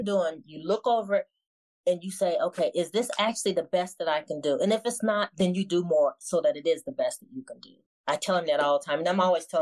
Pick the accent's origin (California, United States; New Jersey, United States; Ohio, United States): Ohio, United States; now in Maryland, United States; Ohio is our hometown